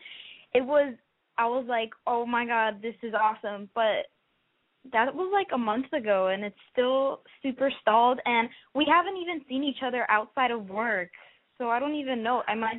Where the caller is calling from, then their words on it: Miami, Florida, United States; I'm 18, and I'm from Miami.